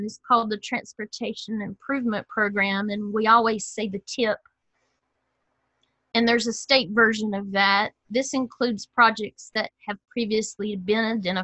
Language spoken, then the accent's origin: English; Simpsonville, South Carolina, United States; got to work in my hometown of Simpsonville